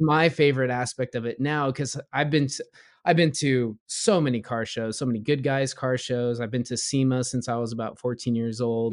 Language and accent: English; Southern California, United States; born or raised there; also born or lived in Florida / Ohio